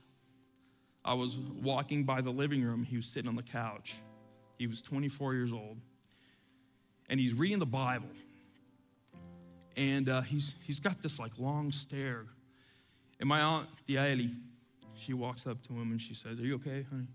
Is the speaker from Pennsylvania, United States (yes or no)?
no; Atlanta, Georgia, United States; also born or lived in Cuba / Miami; I was born in Cuba, grew up here in Atlanta